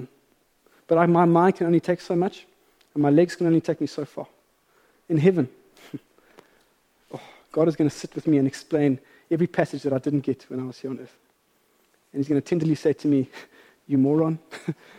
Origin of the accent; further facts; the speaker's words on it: South Africa; as a South African